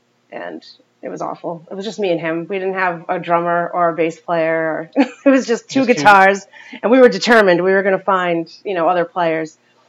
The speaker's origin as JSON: {"language": "English", "town": "Chepachet", "region": "Rhode Island", "country": "United States", "tie": "born or raised there", "said": "I grew up in Chepachet."}